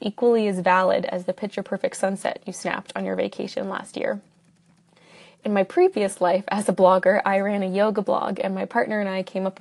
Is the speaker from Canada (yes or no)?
yes; Canada; I'm Canadian